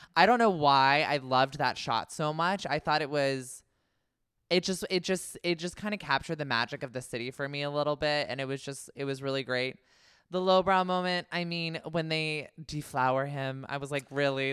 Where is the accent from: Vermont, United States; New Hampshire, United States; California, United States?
California, United States; Concord; my hometown, Concord, California